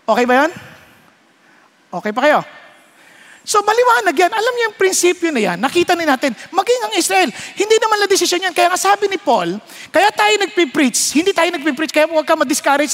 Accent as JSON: {"language": "Tagalog", "town": "Marikina", "region": "Metro Manila", "country": "Philippines", "said": "Marikenyo ako"}